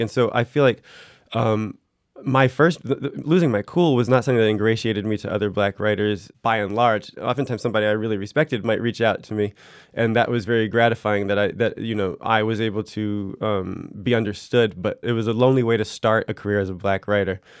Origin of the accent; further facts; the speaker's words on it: United States; moved away as an adult; now in France; my primary identity in France is as an American